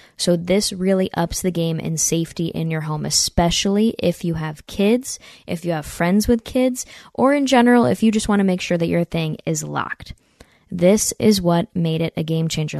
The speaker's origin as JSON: {"language": "English", "area": "near Saratoga Springs", "region": "upstate New York", "country": "United States", "said": "I'm from upstate New York, near Saratoga Springs, New York."}